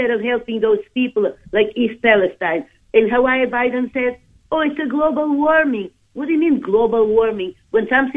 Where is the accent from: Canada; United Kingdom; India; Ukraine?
Ukraine; moved away; I am from Ukraine